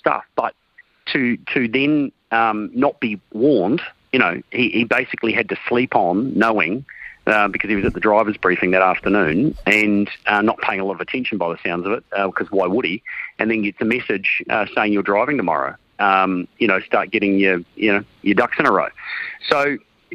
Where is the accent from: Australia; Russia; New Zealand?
New Zealand; as a Kiwi